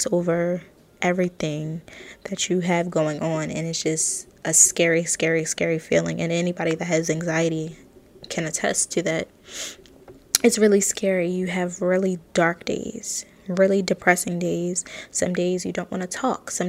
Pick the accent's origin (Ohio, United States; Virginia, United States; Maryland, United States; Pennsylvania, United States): Maryland, United States; Baltimore; I'm from Baltimore, Maryland, and I'm only 22